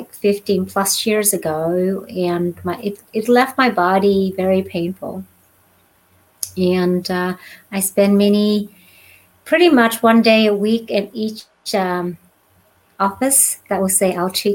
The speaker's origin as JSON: {"language": "English", "country": "Australia", "tie": "born or raised there", "also_born_or_lived": "Vietnam / Northern California", "moved": "as an adult", "lives_now": "California, United States", "said": "I grew up in Australia and did all my schooling, education, what you call formal education, all in Australia"}